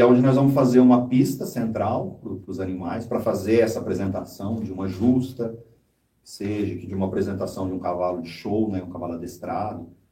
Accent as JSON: {"language": "Portuguese", "town": "José Bonifácio", "region": "São Paulo", "country": "Brazil", "tie": "born or raised there", "moved": "yes", "lives_now": "São Paulo, Brazil", "said": "Eu vim de José Bonifácio, então eu cresci ouvindo muito música sertanejo"}